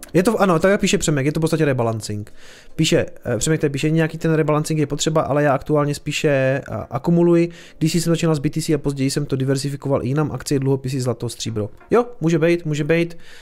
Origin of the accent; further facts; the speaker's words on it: Prostějov, Olomouc Region, Czechia; jsem hloupý omezenec z Prostějova